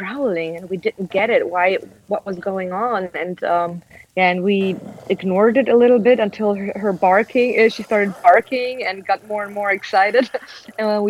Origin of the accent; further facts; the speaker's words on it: Germany; now in Amsterdam, Netherlands; I'm originally from Germany, but now living with a Dutch boyfriend and Peruvian dog in Amsterdam